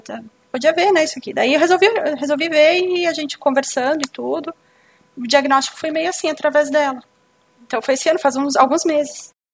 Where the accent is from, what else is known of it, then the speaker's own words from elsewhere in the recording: Bento Gonçalves, Rio Grande do Sul, Brazil; eu sou de Bento Gonçalves, Rio Grande do Sul